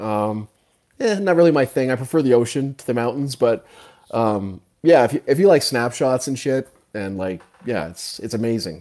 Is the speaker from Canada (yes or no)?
yes; Canada; also born or lived in Calgary; I'm from Canada. I'm up in Calgary